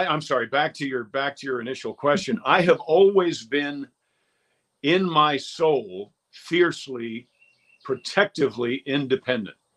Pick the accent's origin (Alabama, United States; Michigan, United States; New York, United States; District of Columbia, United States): New York, United States; Westchester County; I'm from Westchester County